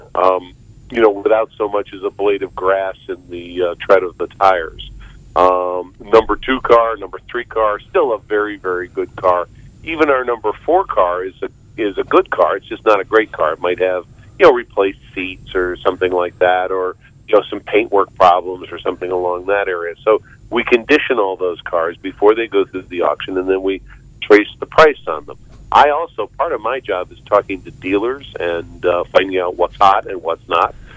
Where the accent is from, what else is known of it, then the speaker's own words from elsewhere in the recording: Arlington, Virginia, United States; also born or lived in Fairfax, Virginia; I'm actually that very rare native of uh, Northern Virginia. I, I grew up in Arlington, Virginia, and now I live next door in the county next door in Fairfax, Virginia